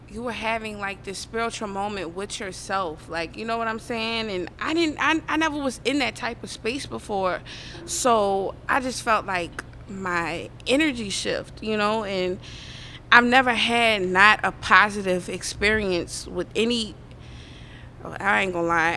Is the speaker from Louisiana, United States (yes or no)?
yes; New Orleans, Louisiana, United States; I'm from the West Bank, the West Bank